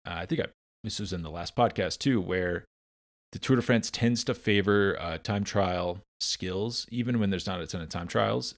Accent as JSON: {"language": "English", "country": "United States", "said": "I'm American"}